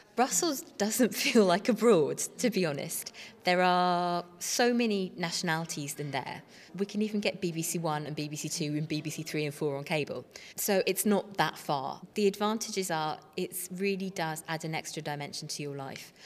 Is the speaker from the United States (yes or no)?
no; Portsmouth, South East England, United Kingdom; I come from Portsmouth